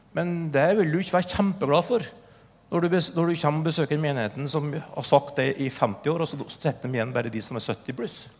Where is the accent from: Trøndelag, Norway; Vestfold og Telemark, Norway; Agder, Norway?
Trøndelag, Norway; Oppdal; Min historie er at jeg vokste opp i Trøndelag, Oppdal